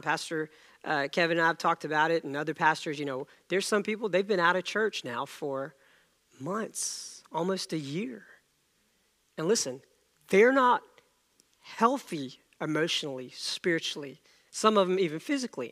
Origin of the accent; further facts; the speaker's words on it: India; moved away; I was born in India, and the plays were much different among kids over there.